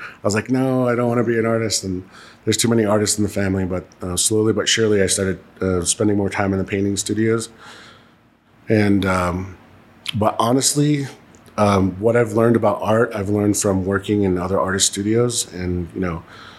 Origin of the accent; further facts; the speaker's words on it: Syracuse, New York, United States; now in Santa Fe, United States; I went to with my mother to the Onondaga Indian Nation in Syracuse. And after that, I would spend equal time with my mother and equal time with my father out here in the summertime. So very much did grow up in both places, in Syracuse and Santa Fe.